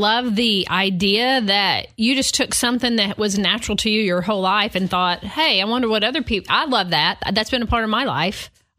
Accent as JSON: {"language": "English", "region": "Northeast Arkansas", "country": "United States", "tie": "born or raised there", "said": "I grew up in Northeast Arkansas"}